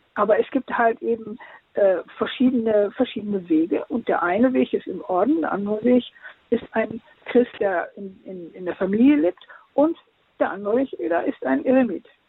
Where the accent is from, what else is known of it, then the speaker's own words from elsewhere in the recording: Osnabrück, Lower Saxony, Germany; also born or lived in Venezuela; Osnabrück, meiner Heimatstadt